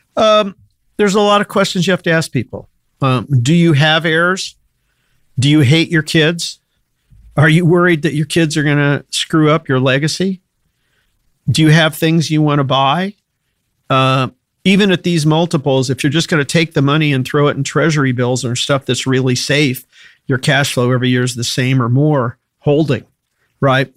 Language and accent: English; Danville, Illinois, United States; also born or lived in Chicago, Illinois; I was I was born in Chicago. Uh, was raised in a little town called Danville, Illinois.